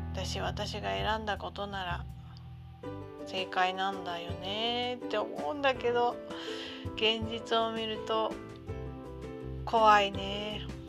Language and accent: Japanese; Tohoku, Japan; moved away; 出身のところも東北なので